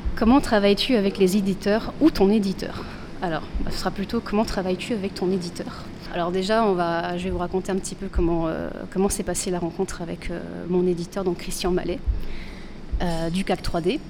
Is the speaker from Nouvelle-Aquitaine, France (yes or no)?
yes; Bordeaux, Nouvelle-Aquitaine, France; de Bordelais qui se retrouvent en Belgique